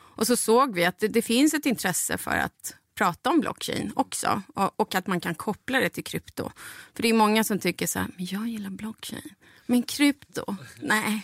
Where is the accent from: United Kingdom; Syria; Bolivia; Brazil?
Bolivia; now in Sweden; mitt hemland